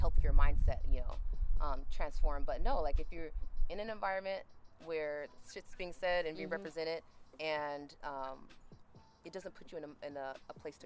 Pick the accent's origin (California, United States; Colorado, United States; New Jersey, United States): California, United States; Orange County; I grew up in Orange County